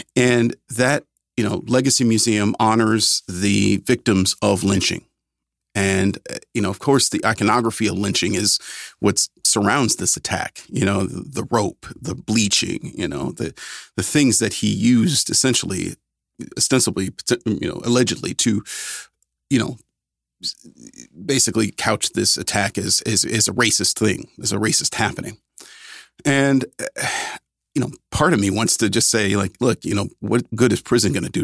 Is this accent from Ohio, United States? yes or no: yes; Cleveland, Ohio, United States; moved away; back home in, in my hometown of Cleveland